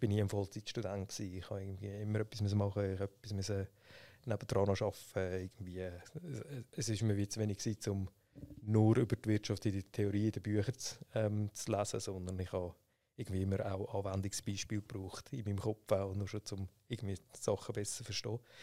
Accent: Schwyz, Switzerland; also born or lived in St. Gallen; Ich bin im Kanton Schweiz äh, aufgewachsen, in Sibne

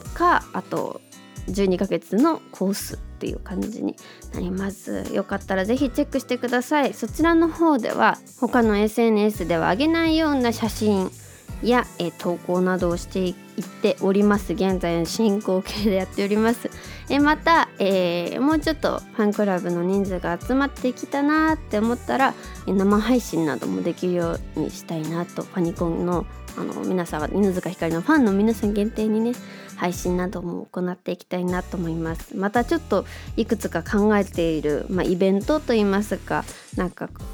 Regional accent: Tokyo, Japan; 東京生まれ東京出身で

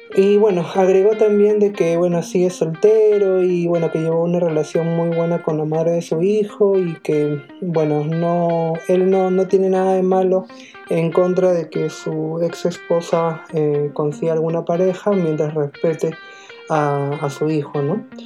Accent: Peru; nosotros como peruanos

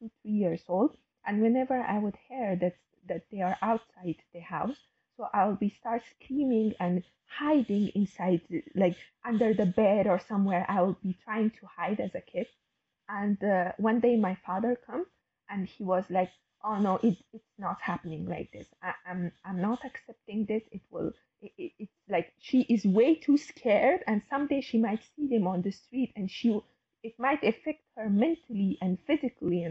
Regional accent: Kabul, Afghanistan; I was born and raised in Afghanistan. I was born in Kabul, in the capital. I was raised there.

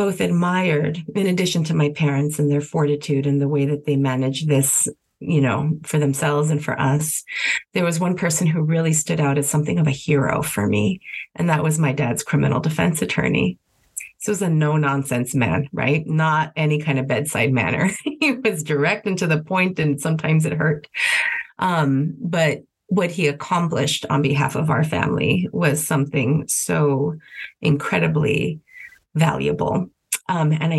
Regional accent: El Paso, Texas, United States; moved away as an adult; also born or lived in Washington, D.C.; now in New York City, United States; I was born and raised in El Paso, Texas

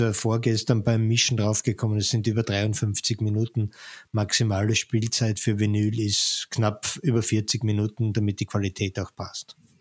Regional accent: Austria; wir als Österreicher

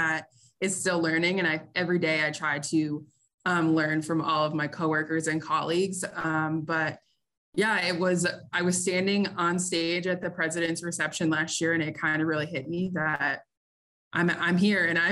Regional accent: Easthampton, Massachusetts, United States; I grew up in East Hampton, Massachusetts

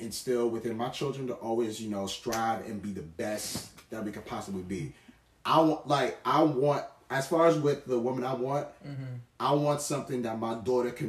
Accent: United States; also born or lived in New York / New Jersey; growing up in New York as well, growing up in New Jersey

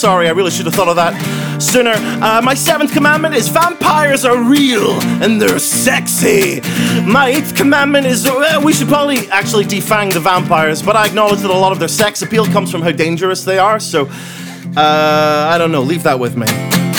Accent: Scotland, United Kingdom; and I'm Scottish, so prepare for some cold weather over there.

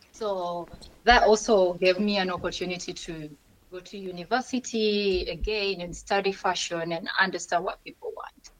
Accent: Kampala, Central Region, Uganda; born or raised there; moved away as an adult; now in Barcelona, Spain

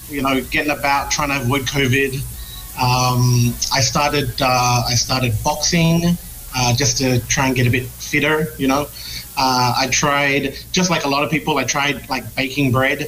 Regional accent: Australia; moved away as an adult; now in Philippines; I'm from Australia

